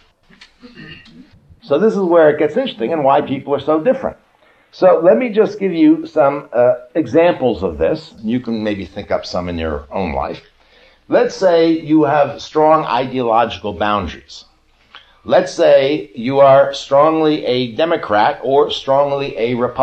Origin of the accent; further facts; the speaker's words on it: United States; I'm an American